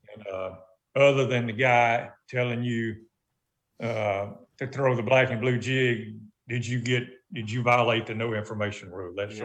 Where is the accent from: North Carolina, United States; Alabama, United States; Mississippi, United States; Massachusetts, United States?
Alabama, United States; Montgomery; my childhood in Montgomery, Alabama